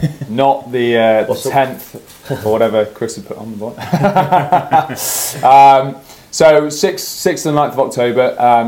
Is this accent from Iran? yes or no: no; Derbyshire, East Midlands, United Kingdom; born and bred in Derbyshire, and we know the area like the back of the hand.